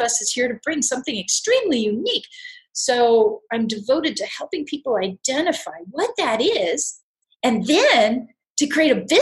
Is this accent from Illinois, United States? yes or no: no; California, United States; I'm from California